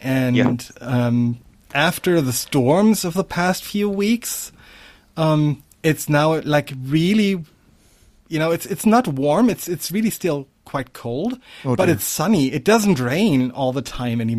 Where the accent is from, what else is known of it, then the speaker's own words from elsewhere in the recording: Germany; moved away; also born or lived in Hamburg; the small town that I was born in, actually was close to the former eastern border